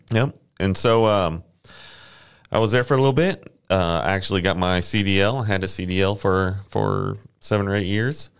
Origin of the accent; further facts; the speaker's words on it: Friendswood, Texas, United States; also born or lived in Corpus Christi, Texas; grew up down the ro-, down the way in, uh, Friendswood